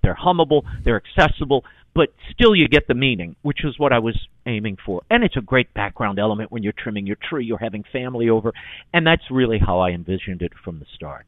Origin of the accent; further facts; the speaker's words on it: New Orleans, Louisiana, United States; growing up in New Orleans